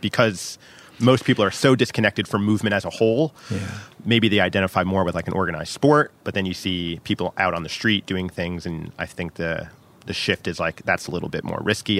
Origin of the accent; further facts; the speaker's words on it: New York City, New York, United States; I am a New Yorker